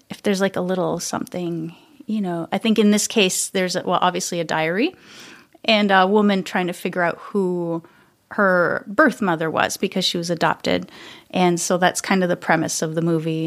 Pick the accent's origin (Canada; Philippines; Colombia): Canada; Montreal, Quebec; moved away as an adult; now in Minneapolis, United States; originally from Montreal, Canada, but living in Minneapolis for many years now